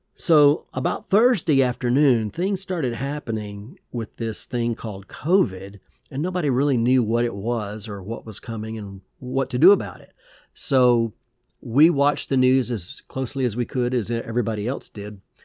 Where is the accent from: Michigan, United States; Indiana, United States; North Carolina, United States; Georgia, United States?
Georgia, United States; I used to go to drive-in movie theaters, uh, in my hometown in Georgia with my parents